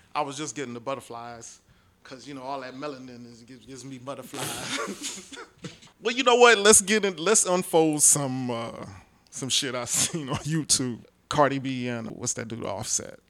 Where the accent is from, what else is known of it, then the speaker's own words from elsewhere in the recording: New York City, New York, United States; now in Houston, United States; I'm from Brooklyn originally, but I've been in Houston since 94